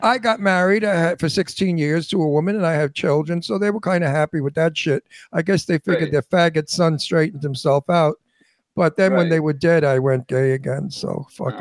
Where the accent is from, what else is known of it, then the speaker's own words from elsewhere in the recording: New York City, New York, United States; I'm from Brooklyn, and I tell it like it is